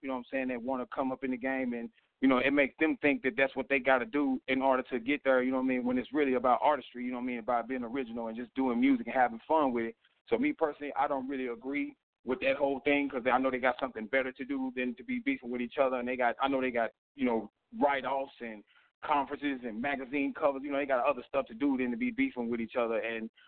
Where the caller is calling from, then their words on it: Carroll, Illinois, United States; I'm calling from Carroll, Illinois.